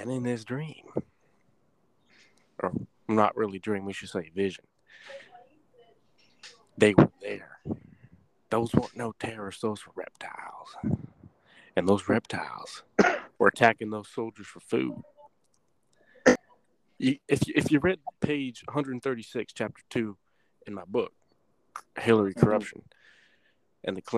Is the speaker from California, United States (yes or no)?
no; Houston, Texas, United States; where I'm from Houston